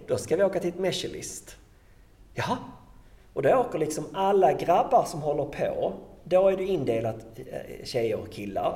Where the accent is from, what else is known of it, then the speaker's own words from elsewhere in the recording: Sweden; jag kom ju från Sverige